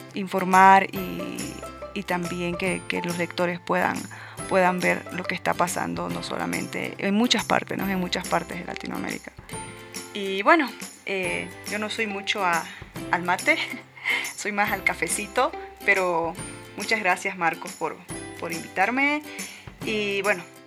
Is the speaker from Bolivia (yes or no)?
yes; Santiago de Chiquitos, Santa Cruz, Bolivia; soy boliviana, tengo 32 años y vengo de Santiago de Chiquitos, que es un pueblo pequeño, hermoso, que se encuentra en el oriente boliviano.